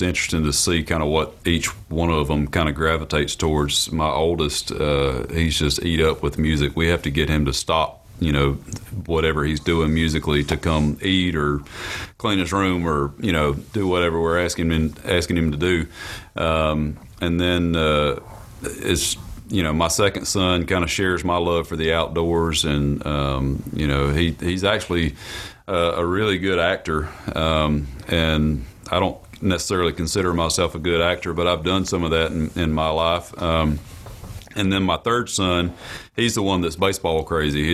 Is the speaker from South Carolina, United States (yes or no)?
yes; rural South Carolina, United States; growing up in South Carolina, uh, in rural South Carolina